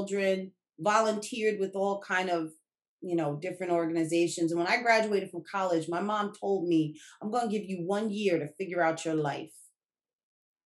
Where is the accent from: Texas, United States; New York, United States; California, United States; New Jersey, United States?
New Jersey, United States; Newark; I was born in Newark, educated there my whole life, you know, from kindergarten to high school